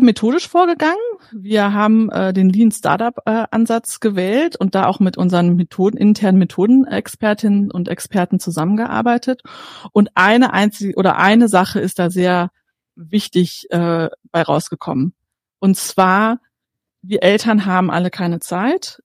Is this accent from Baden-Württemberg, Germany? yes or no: no; Bavaria, Germany; bei uns in Bayern